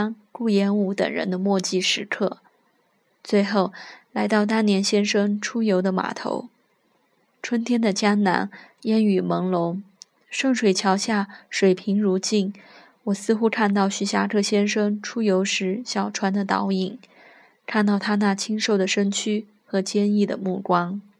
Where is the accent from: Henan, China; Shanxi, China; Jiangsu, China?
Jiangsu, China; 但先生是举世公认的著名的地理学家和旅游家，是我家乡的名片。